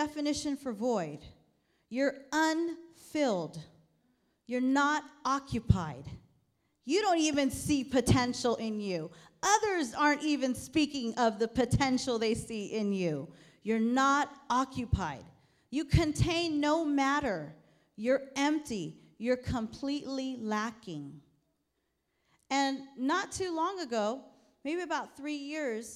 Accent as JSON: {"language": "English", "town": "New York City", "region": "New York", "country": "United States", "tie": "born or raised there", "also_born_or_lived": "Sacramento", "moved": "yes", "said": "I'm from New York, and I was born in Brooklyn, New York"}